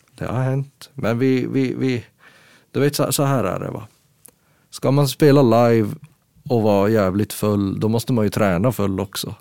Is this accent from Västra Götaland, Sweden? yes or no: no; Gällivare, Norrbotten County, Sweden; Vi är ju från Gällivare då och det mm. ligger ju jättehögt upp.